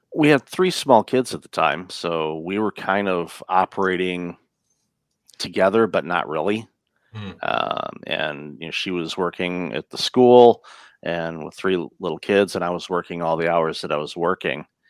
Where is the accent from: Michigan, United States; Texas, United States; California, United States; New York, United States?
Michigan, United States; Detroit; moved away as an adult; also born or lived in Windsor, Ontario, Canada; now in Canada; I grew up in the Detroit area and immigrated to Canada in 2004